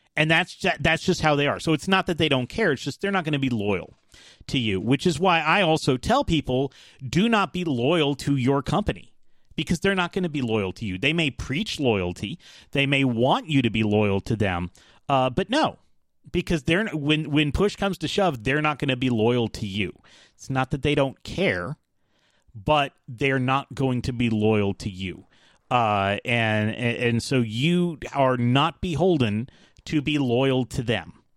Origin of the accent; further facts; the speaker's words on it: United States; also born or lived in Atlanta, Georgia; I'm American